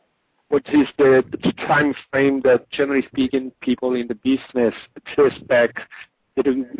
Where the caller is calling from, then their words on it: Toronto, Ontario, Canada; I'm calling from Toronto, Canada.